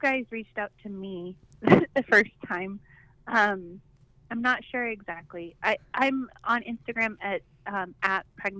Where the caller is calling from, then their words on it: Brevard, North Carolina, United States; I'm from Brevard, North Carolina. Oh. So right in the middle of the mountains, western North Carolina.